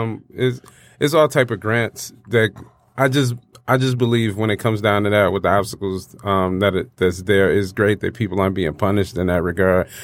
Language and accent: English; Detroit, Michigan, United States; I am a rapper from Detroit, battle rapper